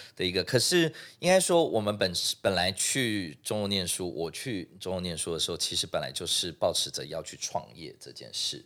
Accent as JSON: {"language": "Chinese", "country": "Singapore", "tie": "born or raised there", "moved": "as an adult", "lives_now": "Taiwan", "said": "所以我是在新加坡出生的哦，那，OK，对。在新加坡出生长大"}